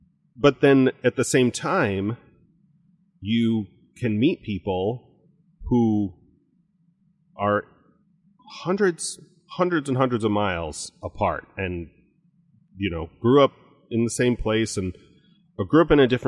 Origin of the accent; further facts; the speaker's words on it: Virginia, United States; I am from Virginia on the coast, but there's also the sounds and other water there. And we have these boats and my dad had this boat and I do this boat.